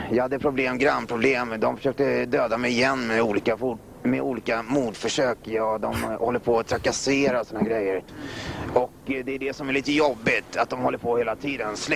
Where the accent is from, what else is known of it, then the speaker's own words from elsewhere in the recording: Stockholm, Stockholm County, Sweden; born there; jag är född i Bagarmossen